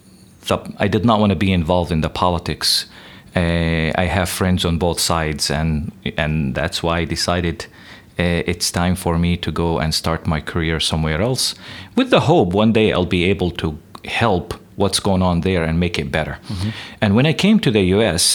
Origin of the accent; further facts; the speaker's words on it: West Bank, Palestine; moved away as an adult; also born or lived in Southern California; now in United States; I grew up in the Middle East, West Bank, Palestine